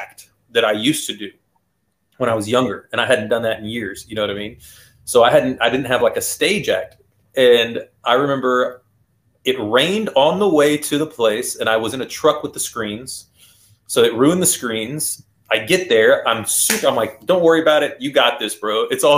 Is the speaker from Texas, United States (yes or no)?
yes; Houston area, Texas, United States; born or raised there